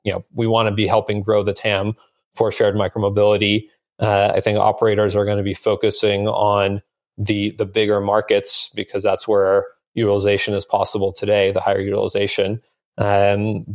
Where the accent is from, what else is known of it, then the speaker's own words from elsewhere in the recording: Bellevue, Washington, United States; I grew up in Bellevue, Washington